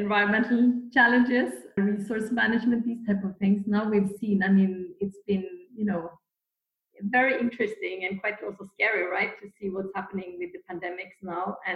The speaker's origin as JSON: {"language": "English", "country": "Norway", "said": "I'm from Norway"}